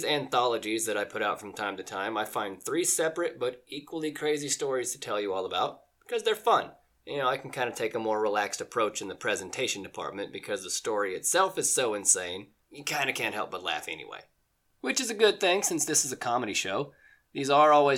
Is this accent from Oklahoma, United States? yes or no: yes; Oklahoma, United States; my home state of Oklahoma